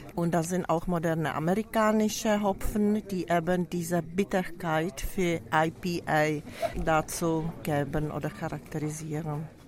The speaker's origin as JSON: {"language": "German", "region": "Prague", "country": "Czechia", "second_language": "German", "said": "Ich komme aus Tschechischer Republik, aus Prag, wo ich äh, landwirtschaftliche Hochschule studiert hatte"}